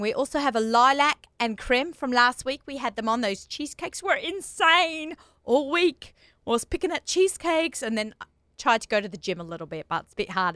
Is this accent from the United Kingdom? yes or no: no; Australia; moved away; I'm Australian